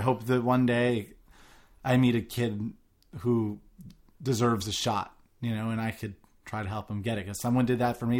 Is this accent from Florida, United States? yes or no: no; New York, United States; I grew up in New York